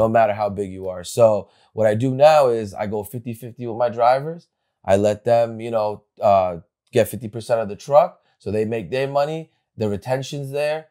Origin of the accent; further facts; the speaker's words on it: Bergen County, New Jersey, United States; I grew up in New Jersey. I went, uh, in Bergen County, right here